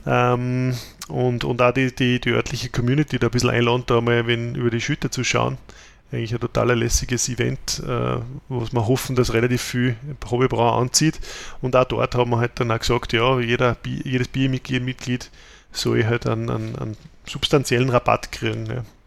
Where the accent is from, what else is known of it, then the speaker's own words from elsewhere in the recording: Austria; bei uns in Österreich